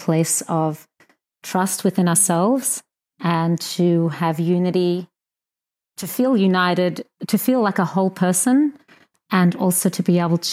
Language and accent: English; Australia; We're both Australian, actually, Jackie